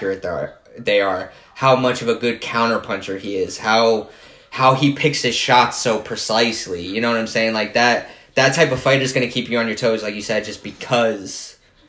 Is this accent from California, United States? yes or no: no; New Jersey, United States; We're both from Jersey.